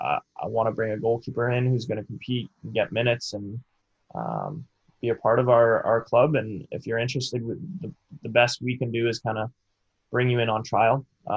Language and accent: English; Canada; obviously with me being Canadian, needed to figure out a visa.